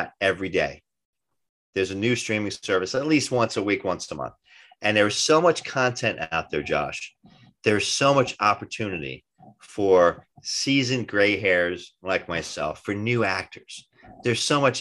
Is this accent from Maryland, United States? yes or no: no; Kearny, New Jersey, United States; I was raised in Kearney, New Jersey